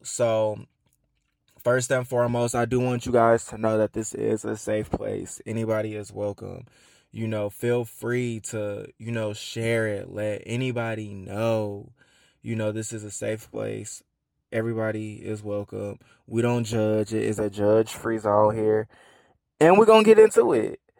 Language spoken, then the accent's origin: English; Atlanta, Georgia, United States; I am from Atlanta, born and raised.